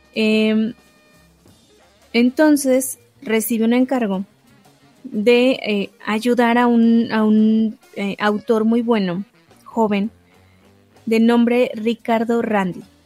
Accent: Mexico; yo no soy italiana, yo soy mexicana

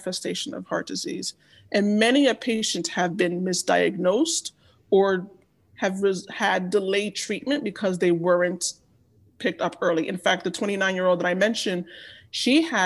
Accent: Nigeria; I am Nigerian

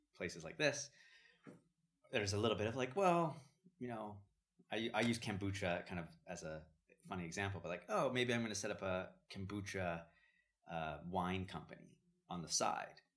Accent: Vancouver, British Columbia, Canada; moved away as an adult; also born or lived in Jerusalem / San Francisco / Los Angeles / London; growing up in Vancouver

